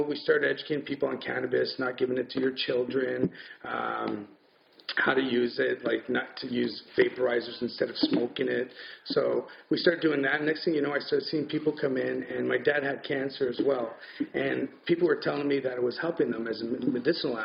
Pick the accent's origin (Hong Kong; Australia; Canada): Canada; Ottawa, Ontario; I grew up here in Ottawa, Somerset and Booth. And actually, when I was born here, I was in LeBreton Flats